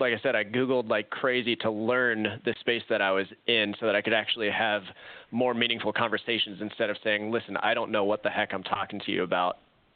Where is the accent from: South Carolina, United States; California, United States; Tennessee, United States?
California, United States; Long Beach; moved away as an adult; also born or lived in Orange County, California / Arizona; now in Springfield, United States; I grew up in Long Beach, so Southern California. Lived in Orange County for a while. Worked out of Irvine, right next to the John Wayne Airport.